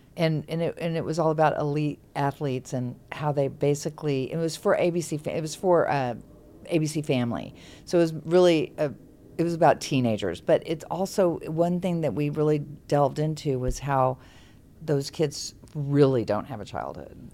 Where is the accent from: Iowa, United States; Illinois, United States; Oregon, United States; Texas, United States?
Texas, United States; now in California, United States; I grew up in Texas, and Texans have a very, very strong sense of being a Texan